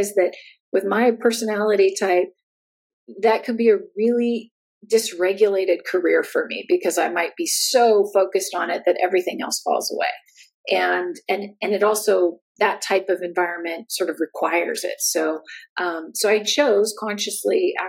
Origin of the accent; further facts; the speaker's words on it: United States; moved away as an adult; also born or lived in Santa Barbara, California; now in Germany; I'm American, and I now live in Germany.